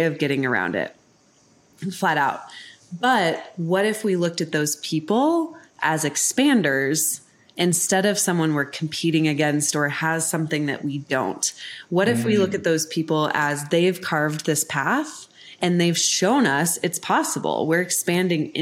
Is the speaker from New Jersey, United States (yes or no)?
no; Colorado, United States; moved away as an adult; also born or lived in New York City; now in Denver, United States; I'm from Colorado